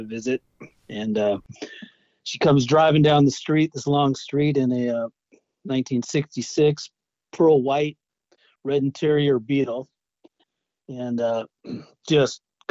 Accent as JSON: {"language": "English", "town": "Irvine", "region": "California", "country": "United States", "tie": "born or raised there", "said": "I grew up in Irvine, California, up in Turtle Rock"}